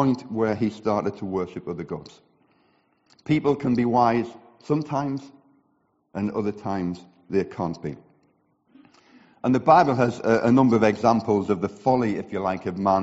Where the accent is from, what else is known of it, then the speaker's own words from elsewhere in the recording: the north of England, United Kingdom; accent: northern regional; now in Billericay, United Kingdom; my northern regional accent